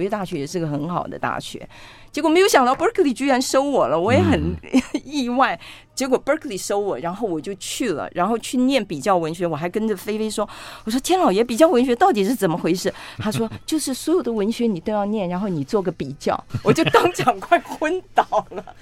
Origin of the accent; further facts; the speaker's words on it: Taipei, Taiwan; first language Cantonese; Chinese is a second language; also born or lived in Hong Kong; 因为我出生在香港，我来到台湾的时候，其实我是不会讲国语的